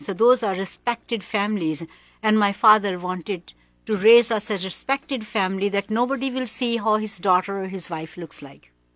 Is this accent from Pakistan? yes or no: yes; Pakistan; moved away as an adult; also born or lived in Hong Kong / Philippines; I was born in Pakistan. My first early twenty years, I was in Pakistan.